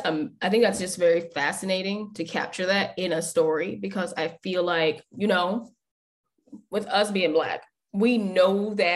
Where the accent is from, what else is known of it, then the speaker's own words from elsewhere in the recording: United States; I identify as Black American.